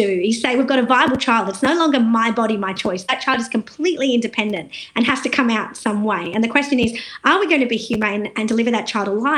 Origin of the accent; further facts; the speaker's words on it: India; also born or lived in South Australia; now in Australia; And I'm Indian, and I know that the country that I'm from